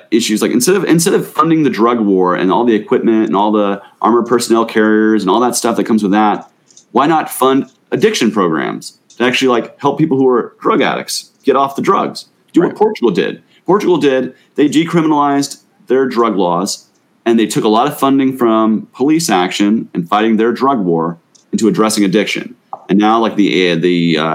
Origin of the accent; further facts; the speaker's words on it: Gwinnett County, Georgia, United States; we grew up in Gwinnett County